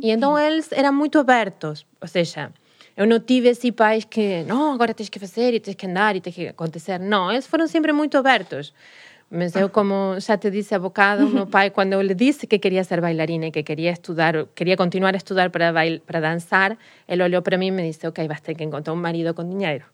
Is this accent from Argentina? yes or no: yes; Rosario, Santa Fe, Argentina; Portuguese is a second language; moved away as an adult; also born or lived in Santa Monica, United States; now in Lisbon, Portugal; eu nasci numa cidade muito pequena. Muito pequena não, mas mais pequena que Buenos Aires, que é o que a gente, toda a gente conhece de da, da Argentina, que chama-se Rosário